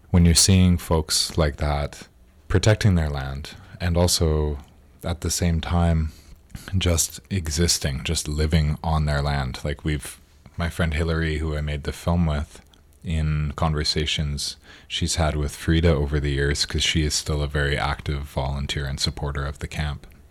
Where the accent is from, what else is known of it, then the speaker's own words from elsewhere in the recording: Victoria, British Columbia, Canada; was born and raised and live on Lekwungen territory, now called Victoria